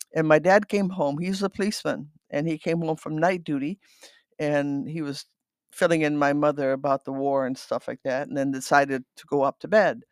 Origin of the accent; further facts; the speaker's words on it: Netherlands; first language Dutch; English is a second language; also born or lived in Battle Creek, Michigan; now in Byron Center, United States; I was born in the Netherlands in nineteen forty-three